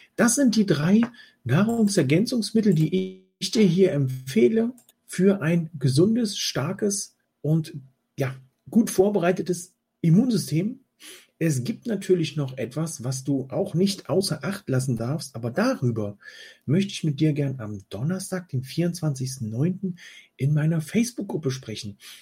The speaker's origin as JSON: {"language": "German", "country": "Germany", "said": "bei uns in Deutschland"}